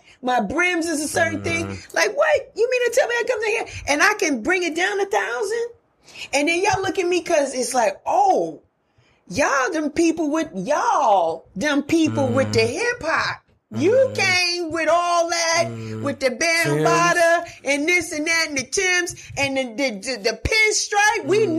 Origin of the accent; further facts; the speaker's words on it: New York, United States; Because even though I came from New York, I'm going to keep it a buck.